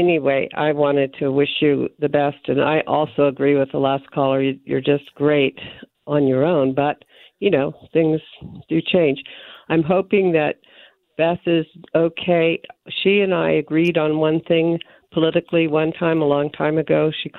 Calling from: Wyoming, United States; I'm calling from Wyoming.

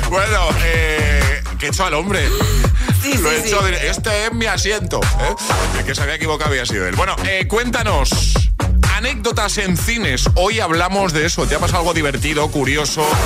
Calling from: Valencia, Valencian Community, Spain; Hola, soy … de Valencia.

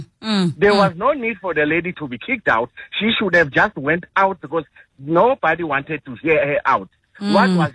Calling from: Pretoria, Gauteng, South Africa; I'm calling you from Pretoria.

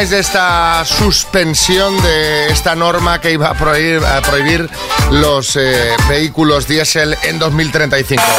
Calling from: Hoya-Gonzalo, Castilla-La Mancha, Spain; Buenos días … de Olla Gonzalo, Albacete.

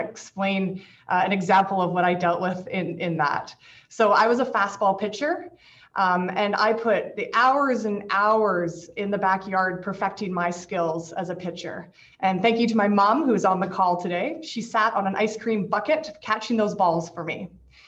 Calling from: Victoria, British Columbia, Canada; I want to start by acknowledging I'm speaking today from the Lekwungen Traditional Territory, homeland of the Songhees and Esquimalt First Nations, over in sunny, beautiful Victoria.

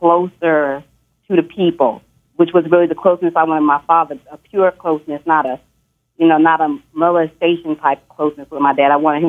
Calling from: Dallas, Texas, United States; I'm calling from Dallas.

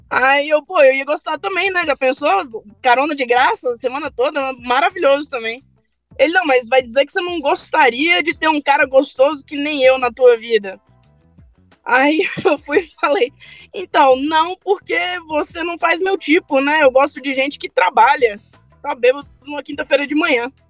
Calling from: Brasília, Federal District, Brazil; Eu sou de Brasília.

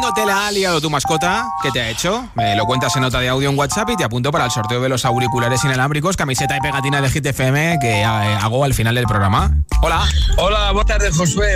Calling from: Madrid, Community of Madrid, Spain; llamo desde Madrid

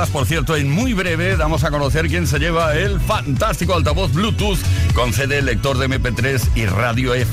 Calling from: Madrid, Community of Madrid, Spain; de Madrid

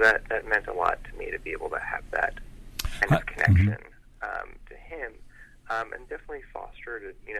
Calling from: New York City, New York, United States; New York City.

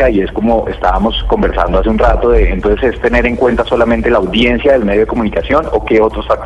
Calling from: Bogotá, Colombia; de Bogotá

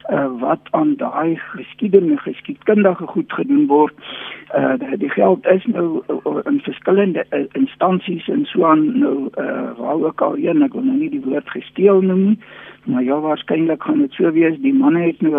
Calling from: Bloemfontein, Free State, South Africa; Uh, man ek is nou hierso uit Bloemfontein uit of dan nou anders gestel die Mangaung munisipaliteit wat nou weer in die nuus is.

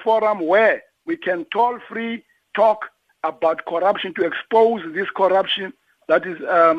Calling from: King William's Town, Eastern Cape, South Africa; I'm calling from King Williamstown.

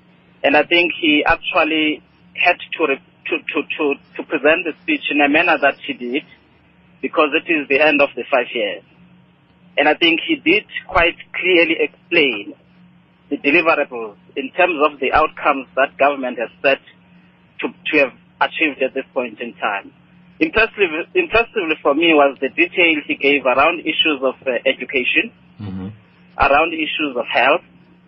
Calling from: Eastern Cape, South Africa; Yes, I'm calling from the Eastern Cape.

